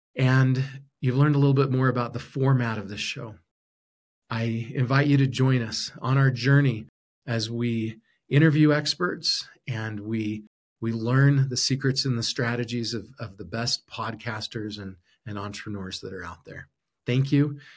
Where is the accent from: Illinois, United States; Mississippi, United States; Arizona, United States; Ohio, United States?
Arizona, United States; also born or lived in Utah / Brazil; now in Idaho, United States; I grew up in Arizona